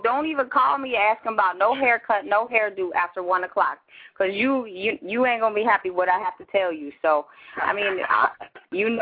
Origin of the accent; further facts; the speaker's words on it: near Chicago, Illinois, United States; moved away; grew up near Chicago